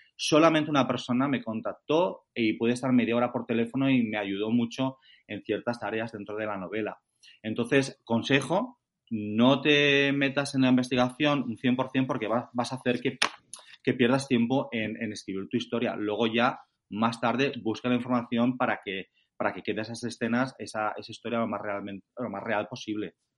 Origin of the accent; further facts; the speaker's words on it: Valencian Community, Spain; moved away as an adult; also born or lived in Denmark / England; now in United Kingdom; Acento no tengo, soy valenciano, o sea que me fui hace más de 20 años